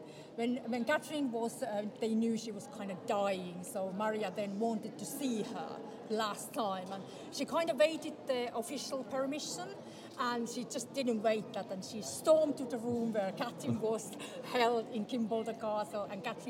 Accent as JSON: {"language": "English", "country": "Finland", "moved": "yes", "said": "I come from Finland"}